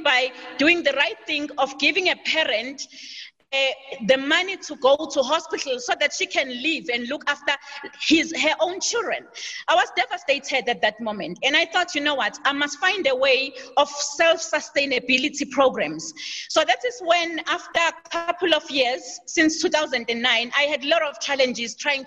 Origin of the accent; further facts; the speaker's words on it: Durban, KwaZulu-Natal, South Africa; I was born in KZN, KwaZulu-Natal, and I grew up in KwaZulu-Natal in the township called Chesterville